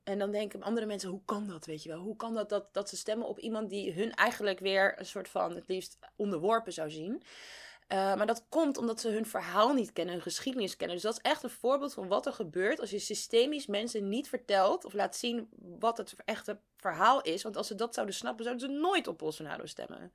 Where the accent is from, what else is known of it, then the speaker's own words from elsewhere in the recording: Netherlands; als Nederlander